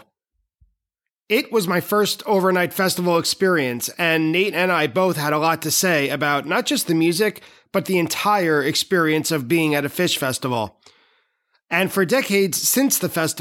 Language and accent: English; New York, United States; I'm from New York